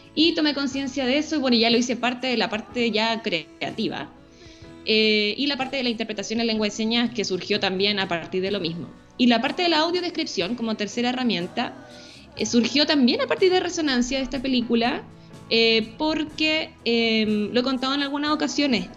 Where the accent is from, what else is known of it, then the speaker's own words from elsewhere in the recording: Santiago, Santiago Metropolitan Region, Chile; soy santiaguina, nacida en Santiago, y vivo en Santiago